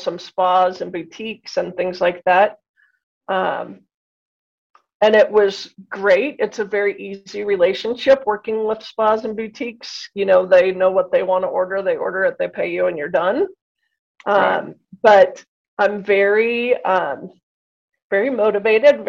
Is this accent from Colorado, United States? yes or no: yes; Boulder, Colorado, United States; I grew up in Boulder, so I have a bit of the hippie in myself